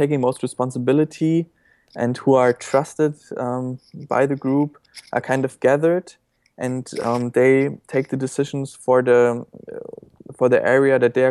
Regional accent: Germany; English is a second language; Well, I grew up in Germany.

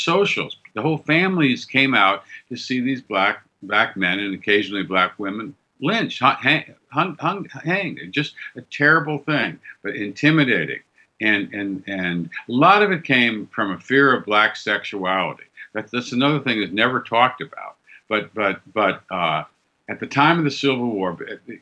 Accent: the North, United States; also born or lived in Oregon; as a Northerner

